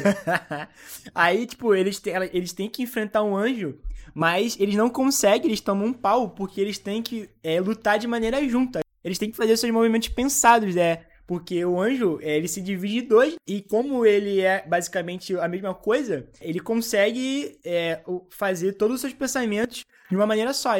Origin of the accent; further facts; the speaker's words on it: Brazil; eu sou brasileiro